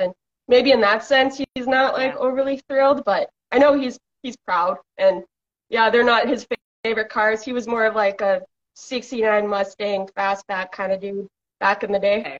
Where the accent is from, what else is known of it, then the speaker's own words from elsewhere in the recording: British Columbia, Canada; I'm from British Columbia, Canada